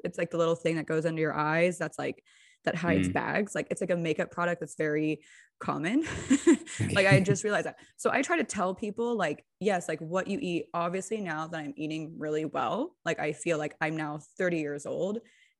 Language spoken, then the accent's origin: English; California, United States; Especially being like a Californian, you get so much pressure about plastic surgery, right?